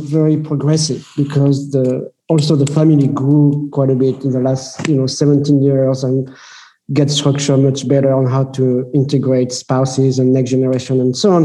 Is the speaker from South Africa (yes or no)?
no; France; moved away as an adult; also born or lived in United States; I grew up in France